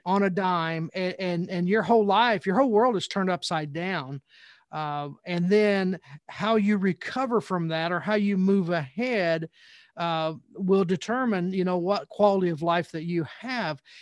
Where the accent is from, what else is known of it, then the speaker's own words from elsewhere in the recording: Southern Indiana, United States; growing up in Southern Indiana, I was a Indiana Hoosier fan